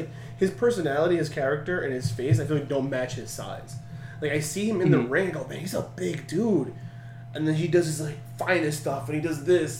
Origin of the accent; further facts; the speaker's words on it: Australia; I'm Australian. What do I know?